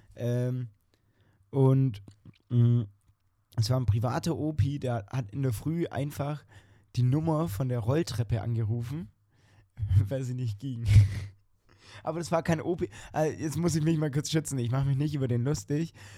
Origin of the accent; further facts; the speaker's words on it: Germany; wir als Deutsche